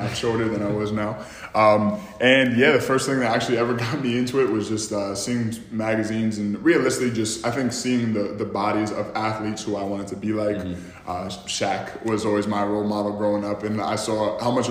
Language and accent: English; Troy, New York, United States; I'm from Troy, New York, Lansingburg, New York, small little town right in Albany. It's pretty much cold, gray, gloomy here 24/7, but you know, that's home. That's where I'm from. That's where I grew up and that's where I'm currently residing